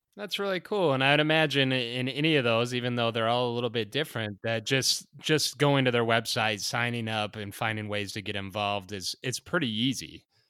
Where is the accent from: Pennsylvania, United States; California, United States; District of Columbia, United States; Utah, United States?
Utah, United States; the one in my home state of the Wasatch Range